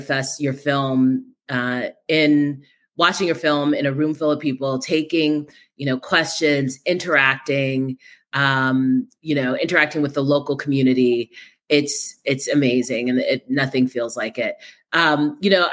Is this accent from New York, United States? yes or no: yes; New York City, New York, United States; I'm a native New Yorker, born and bred